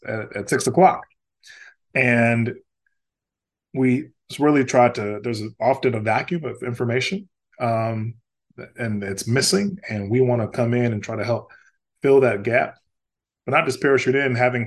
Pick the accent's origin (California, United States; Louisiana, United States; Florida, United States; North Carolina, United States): Louisiana, United States; growing up in Louisiana